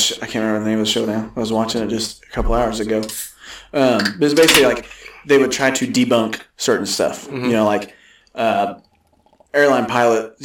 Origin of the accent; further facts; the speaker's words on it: Atchison, Kansas, United States; we're from Atchison, Kansas